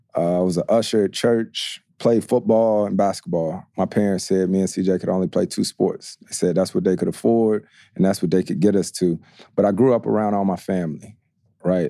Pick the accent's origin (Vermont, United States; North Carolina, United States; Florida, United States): North Carolina, United States; growing up in Carolina